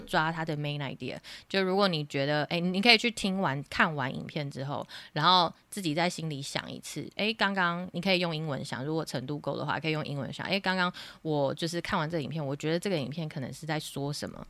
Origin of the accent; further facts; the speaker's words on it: Taiwan; 在台湾学英文的学生经历过的那个学习过程，其实我也有经历过